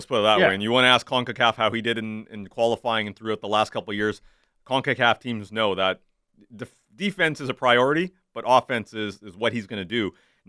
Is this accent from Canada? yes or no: yes; Canada; De Bruyne scares the living hell out of me as a Canadian soccer fan.